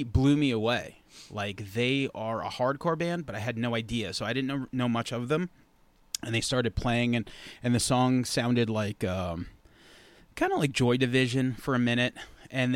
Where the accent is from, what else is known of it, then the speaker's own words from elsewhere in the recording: Centereach, New York, United States; I went to school in Center Reach